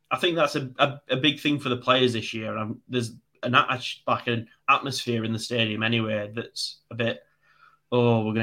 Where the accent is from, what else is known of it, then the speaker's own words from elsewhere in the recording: North West England, United Kingdom; near Manchester.